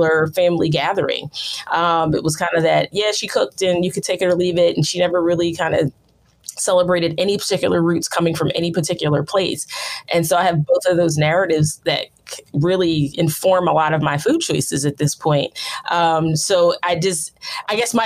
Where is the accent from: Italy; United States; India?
United States; outside of Philadelphia, Pennsylvania; I grew up outside of Philadelphia.